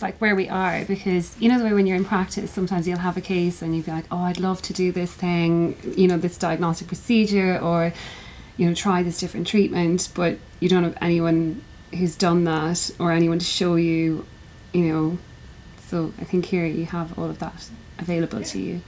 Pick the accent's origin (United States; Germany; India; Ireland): Ireland; I'm from Ireland.